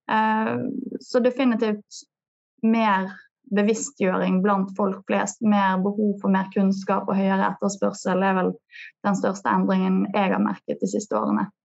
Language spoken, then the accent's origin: Norwegian; Bergen, Vestland, Norway; Du hører jo på meg at jeg er bergenser.